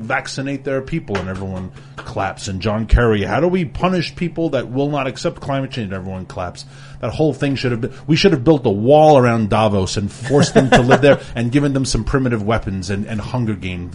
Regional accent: New York City, New York, United States; I grew up in New York City

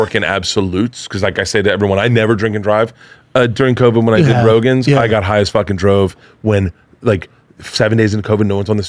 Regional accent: Tampa, Florida, United States; I grew up in Florida, though.

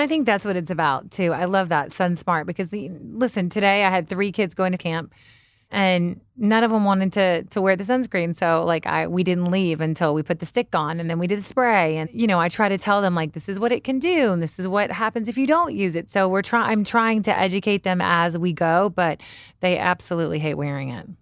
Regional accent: Kentucky, United States; I'm from Kentucky

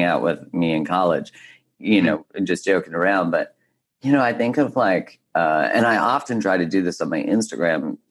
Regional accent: Canada; I grew up in Canada, so we didn't have frats

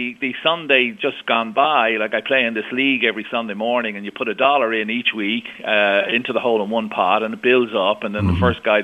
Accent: Ireland; also born or lived in Scottsdale, Arizona (winters); I'm from Ireland. I pay my taxes in Ireland

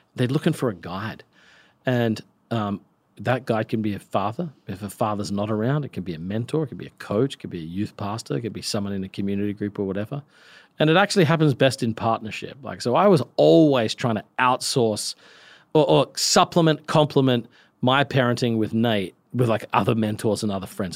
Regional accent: Australia; I'm from Australia.

